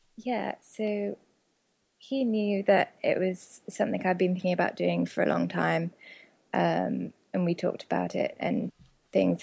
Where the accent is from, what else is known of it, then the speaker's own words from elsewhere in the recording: United Kingdom; moved away as an adult; also born or lived in Oxford; now in United States; my fellow countrymen